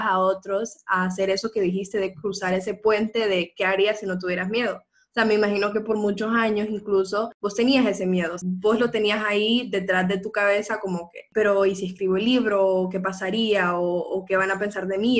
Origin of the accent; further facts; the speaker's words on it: Honduras; somos mujeres hondureñas